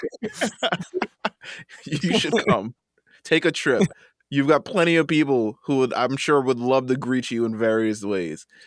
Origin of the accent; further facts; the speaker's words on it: New York, United States; I'm from New York